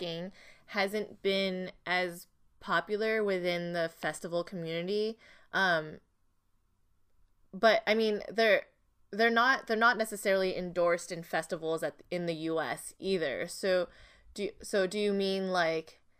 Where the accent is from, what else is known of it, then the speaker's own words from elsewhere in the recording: Montreal, Quebec, Canada; now in United States; I am actually Canadian myself, born and raised in Montreal